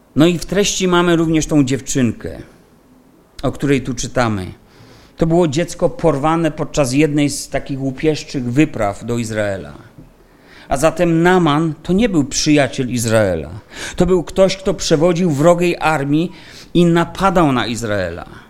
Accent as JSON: {"language": "Polish", "region": "Silesian Voivodeship", "country": "Poland", "said": "u nas na Śląsku"}